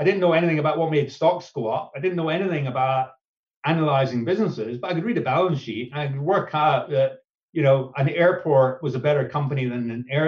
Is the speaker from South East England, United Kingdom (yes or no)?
no; Scotland, United Kingdom; being Scottish